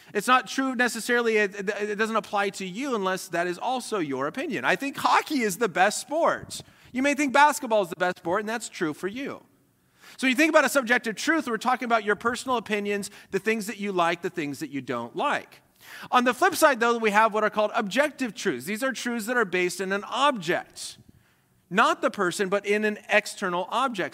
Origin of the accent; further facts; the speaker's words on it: Colorado, United States; was born and raised in Colorado